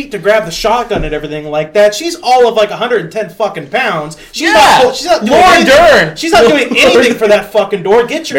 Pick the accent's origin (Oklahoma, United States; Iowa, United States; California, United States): California, United States; moved away; I was born in Cali.